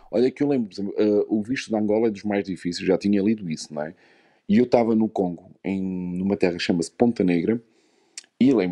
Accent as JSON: {"language": "Portuguese", "country": "Luxembourg", "tie": "born there", "said": "não nasci em Portugal, nasci no Luxemburgo, mas meus pais são, são portugueses, não é?"}